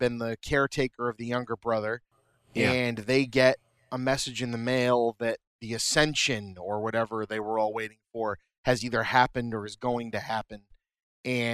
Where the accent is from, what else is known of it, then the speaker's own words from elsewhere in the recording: New England, United States; so we're from New England